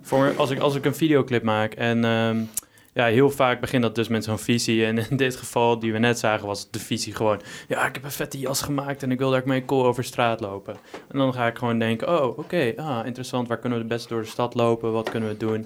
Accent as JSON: {"language": "Dutch", "town": "Texel", "region": "North Holland", "country": "Netherlands", "tie": "born or raised there", "moved": "as an adult", "lives_now": "Arnhem, Netherlands", "said": "ik kom van Texel en ik ben daar gewoon gewend om veel stille natuur om me heen te hebben"}